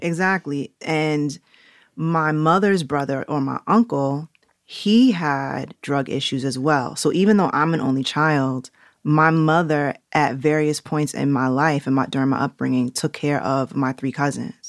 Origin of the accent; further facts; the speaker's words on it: New York City, New York, United States; accent: New Yorkness; also born or lived in Jamaica (ancestry); now in Los Angeles, United States; I grew up on 119th Street and Lenox